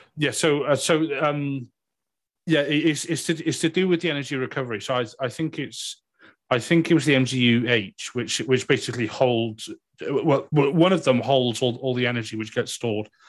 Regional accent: Wales, United Kingdom; accent: Welsh; It's just being Welsh

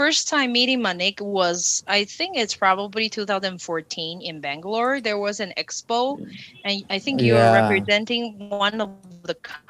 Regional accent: Taiwan; Me being a Taiwanese, being in India

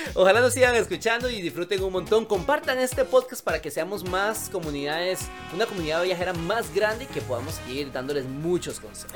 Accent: Costa Rica; uno como lo ve tan cercano como costarricense

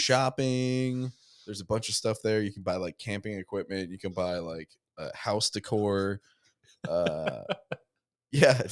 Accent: New Jersey, United States; moved away; a bunch of people I grew up with in New Jersey

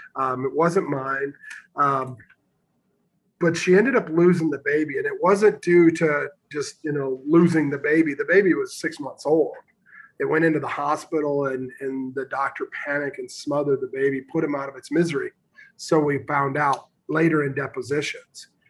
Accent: Northern Illinois, United States; I grew up in Northern Illinois

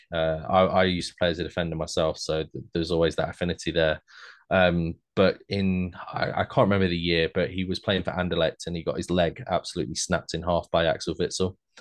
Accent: Leicester, East Midlands, United Kingdom; I'm from Leicester

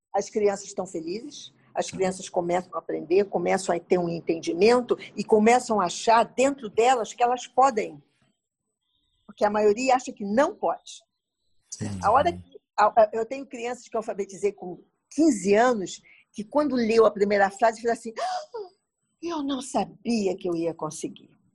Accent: Brazil; eu sou brasileira, vim aqui visitar

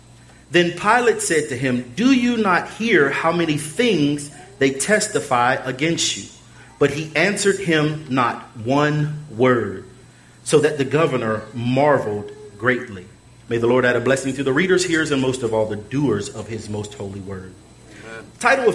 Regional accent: Pittsburgh, Pennsylvania, United States; accent: twang; moved away; I'm originally from Pittsburgh, Pennsylvania, so I talk with a twang, if you will.

